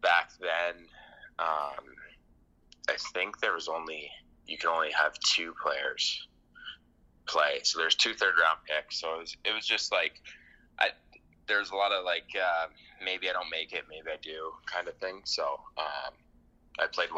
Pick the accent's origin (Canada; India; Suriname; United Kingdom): Canada; Windsor, Ontario; moved away as an adult; now in Finland; I played in Riverside, and I grew up, like, kind of by the mall, like, Walker Home Sites